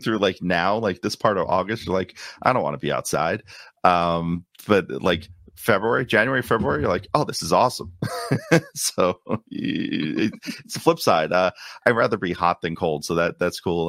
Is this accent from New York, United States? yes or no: yes; New York City, New York, United States; moved away as an adult; also born or lived in Long Island, New York; now in Orlando, United States; a native of Queens, uh, so a Queens native, I grew up in New York.